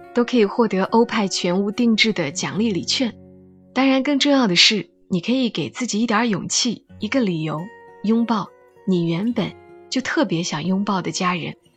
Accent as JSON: {"language": "Chinese", "country": "China", "said": "我们中国人好像就是这样"}